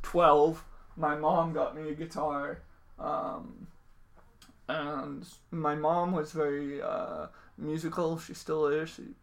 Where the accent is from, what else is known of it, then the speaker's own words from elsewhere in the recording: Milton, Massachusetts, United States; Is a loose term for where I grew up. I grew up within, like, throwing distance of Boston.